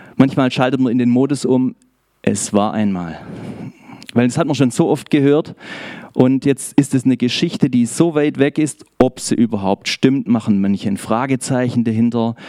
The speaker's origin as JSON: {"language": "German", "town": "Schorndorf", "region": "Baden-Württemberg", "country": "Germany", "accent": "Swabian", "said": "ich bin aus Schorndorf und ich hoffe, ihr habt etwas Gnade mit mir, sollte ich ins Schwäbische abschweifen"}